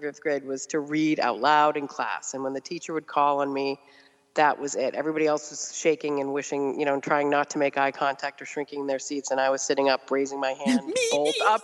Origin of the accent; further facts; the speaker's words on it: Randolph, Massachusetts, United States; also born or lived in Canton, Massachusetts / Brookline, Massachusetts; we grew up in Randolph, Massachusetts, and then moved to Canton